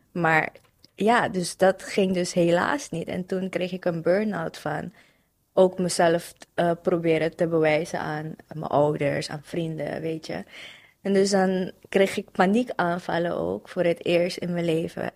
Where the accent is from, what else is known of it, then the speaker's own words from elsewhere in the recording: Suriname; moved away as an adult; now in Netherlands; Gewoon geboren en getogen in Suriname. Ehm, toen ben ik naar hier verhuisd om te studeren.